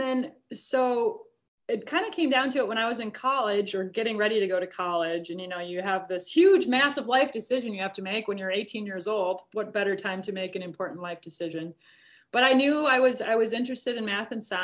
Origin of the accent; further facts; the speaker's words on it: Minnesota, United States; growing up in Minnesota